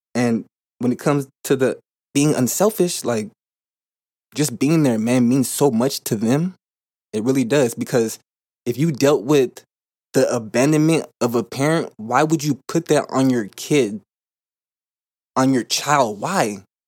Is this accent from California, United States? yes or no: yes; California, United States; moved away as an adult; now in Arizona, United States; I currently live in Arizona. I'm from California, and, um, when I was home, I had fifty-fifty custody of my son